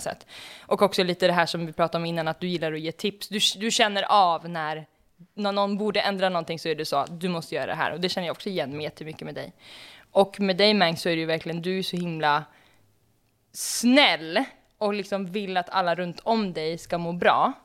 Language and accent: Swedish; Uppsala, Uppsala County, Sweden; Jag är ju född i Uppsala